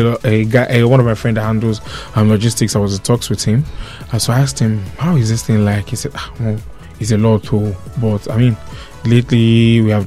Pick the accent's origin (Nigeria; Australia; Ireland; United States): Nigeria